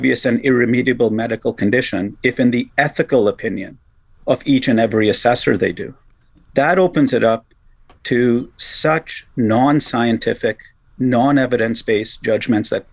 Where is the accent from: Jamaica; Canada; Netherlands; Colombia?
Canada; as a Canadian, I like to pride our country